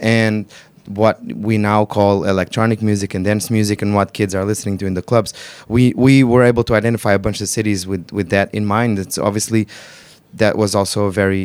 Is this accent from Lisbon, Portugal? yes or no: yes; Lisbon, Portugal; And then we grew up in Lisbon